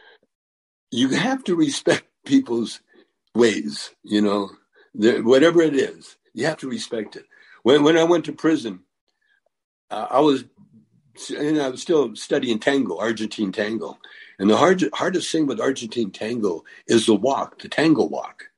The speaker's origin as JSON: {"language": "English", "town": "Calgary", "region": "Alberta", "country": "Canada", "tie": "born or raised there", "moved": "yes", "said": "I grew up in Calgary in the country"}